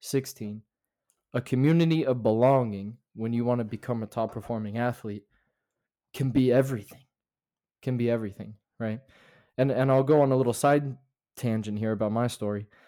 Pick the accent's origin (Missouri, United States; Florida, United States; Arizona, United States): Florida, United States; also born or lived in North Carolina; now in Utah, United States; I was born in North Carolina, but I was raised in Florida, um, way down south